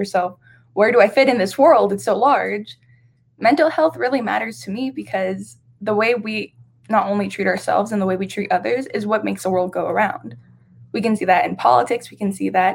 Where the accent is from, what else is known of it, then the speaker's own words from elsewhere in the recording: Las Vegas, Nevada, United States; I was born and raised here in Las Vegas, Nevada. It is my hometown